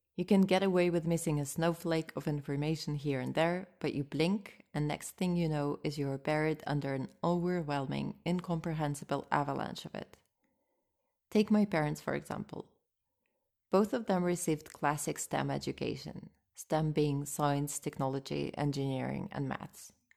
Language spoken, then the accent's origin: English; Moscow, Russia; English is a second language; I grew up in Moscow